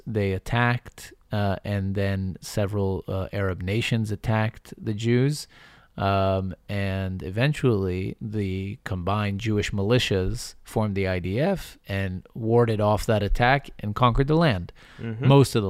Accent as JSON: {"language": "English", "region": "Northern Ireland", "country": "United Kingdom", "tie": "born or raised there", "said": "Yes, I don't live there, but I grew up in Northern Ireland, so we know something about armed conflict."}